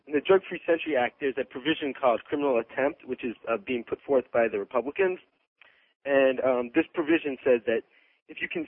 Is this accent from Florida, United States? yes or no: yes; Miami, Florida, United States; now in Washington, D.C., United States; I'm from Miami.